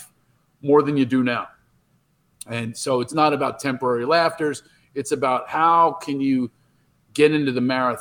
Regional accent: Philadelphia, Pennsylvania, United States; I was from Philadelphia

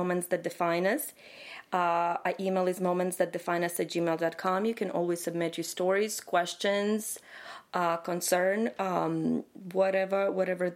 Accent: Ukraine; moved away as an adult; I'm originally from Ukraine

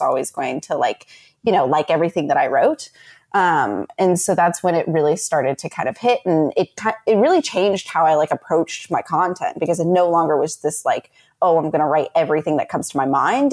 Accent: United States; I'm very happy in who I am as an American

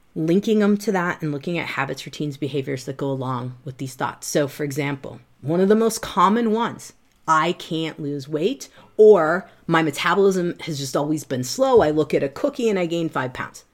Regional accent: Midwest, United States; I'm from the Midwest.

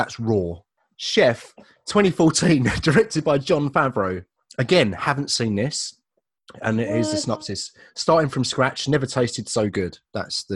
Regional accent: Leigh-on-Sea, East of England, United Kingdom; my hometown

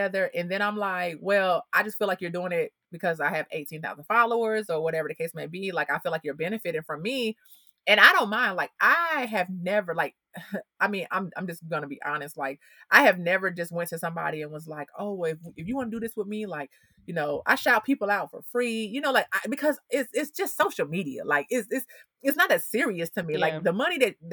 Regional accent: Atlanta, Georgia, United States; I'm from Atlanta. You know what I'm saying? Like, I went to Avenue High School right there

